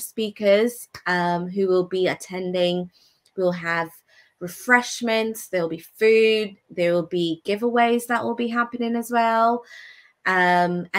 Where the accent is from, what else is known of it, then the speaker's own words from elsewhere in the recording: Anguilla; moved away; I can give back to my home country.